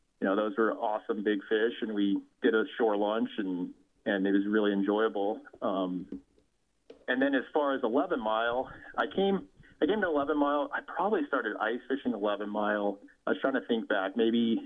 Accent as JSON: {"language": "English", "region": "Colorado", "country": "United States", "tie": "born or raised there", "also_born_or_lived": "Salida, Colorado", "said": "growing up in Colorado"}